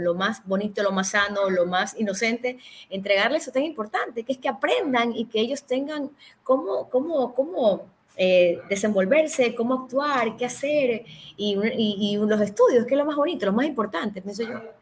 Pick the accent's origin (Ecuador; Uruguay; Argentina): Ecuador; somos ecuatorianos